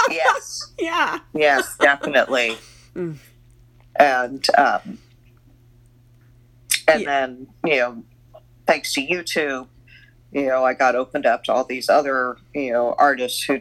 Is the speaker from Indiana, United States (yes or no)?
yes; Muncie, Indiana, United States; Muncie, yes.